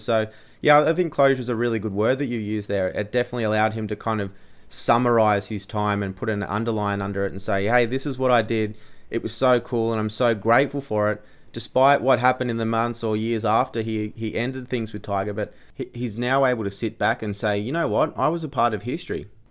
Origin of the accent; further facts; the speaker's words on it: Australia; being an Australian